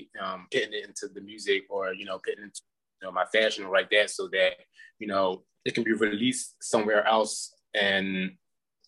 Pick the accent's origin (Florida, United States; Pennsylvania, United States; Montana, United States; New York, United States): Pennsylvania, United States; Philadelphia; now in Las Vegas, United States; I'm from Philadelphia, Pennsylvania.